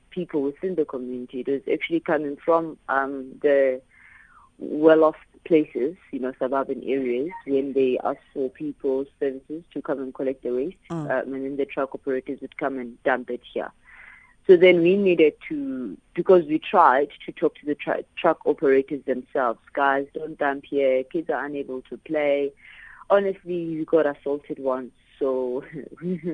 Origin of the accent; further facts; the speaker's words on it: Diepsloot, Gauteng, South Africa; I grew up in Deep Sloot